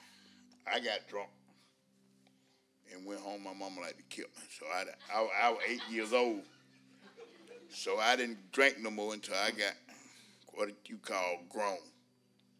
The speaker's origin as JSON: {"language": "English", "town": "West Point", "region": "Georgia", "country": "United States", "tie": "born or raised there", "said": "I was born in West Point, Georgia, 61 years ago."}